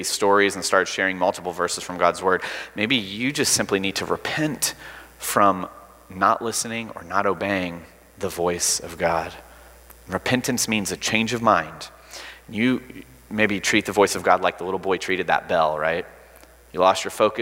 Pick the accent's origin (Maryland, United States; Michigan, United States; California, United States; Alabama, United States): Alabama, United States